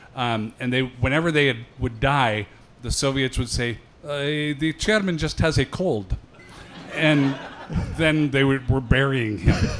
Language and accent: English; Seattle, Washington, United States; I grew up in Seattle